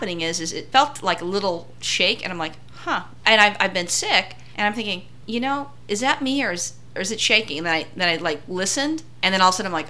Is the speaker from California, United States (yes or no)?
yes; California, United States; I grew up in California